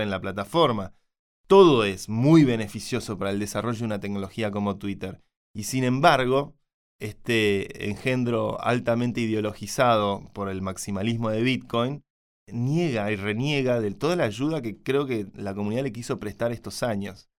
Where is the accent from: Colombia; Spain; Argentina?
Argentina; soy argentino